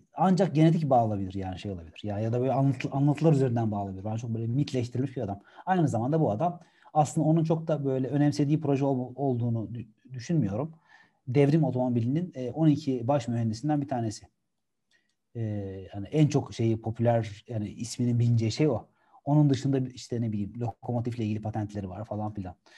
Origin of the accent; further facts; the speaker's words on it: Gebze, Kocaeli, Turkey; also born or lived in İzmit; ailem, ben küçükken benim a, annem babam Gebze'de oturuyorlardı